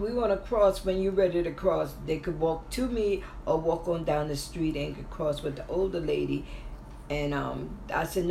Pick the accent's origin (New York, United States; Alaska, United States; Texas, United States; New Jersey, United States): New York, United States; New York City; also born or lived in Far Rockaway; I grew up in Flushing.